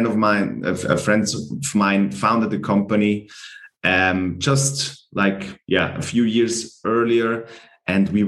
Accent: Glarus, Switzerland; moved away as an adult; also born or lived in Fribourg; I studied in Fribourg and I'm from Glarus.

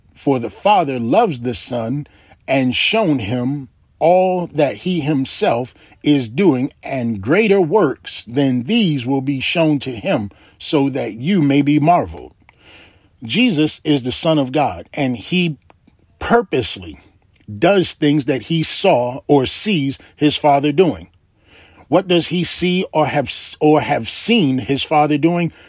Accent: Baltimore, Maryland, United States; when I was a little boy growing up in Baltimore, Maryland

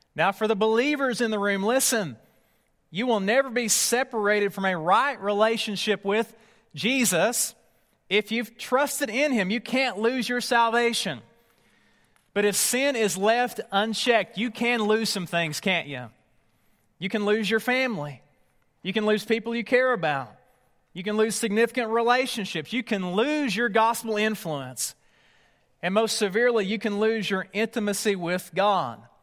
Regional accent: East Tennessee, United States; Near my hometown

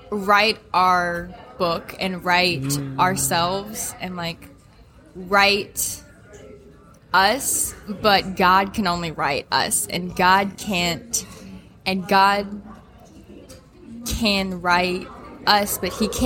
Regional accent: Alexandria, United States; I'm from Ellic or Alexandria.

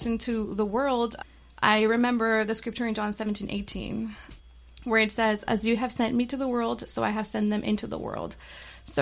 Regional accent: Bay Area, California, United States; moved away; also born or lived in Mexico; I grew up here in the Bay Area, but I lived in Mexico for 10 years, kind of over the country.

